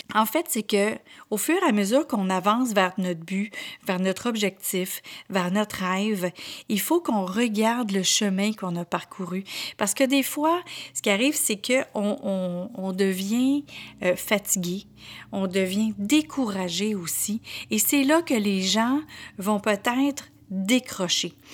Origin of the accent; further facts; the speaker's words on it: Quebec, Canada; accent: Québécois; j'étais vraiment très, très, très à la québécoise avec autant mon accent qu'avec mes expressions